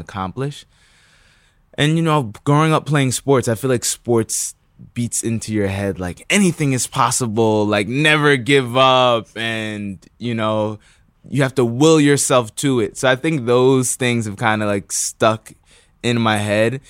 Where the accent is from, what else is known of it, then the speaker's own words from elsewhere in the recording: New Rochelle, New York, United States; also born or lived in Bronx, New York; I was born in the Bronx, but then I moved to New Rochelle, which is, like, outside of the city